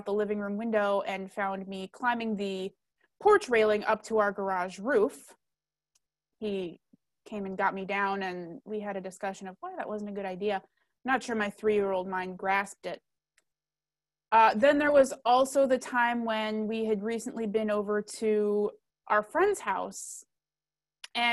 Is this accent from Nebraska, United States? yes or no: yes; Nebraska, United States; I grew up in Nebraska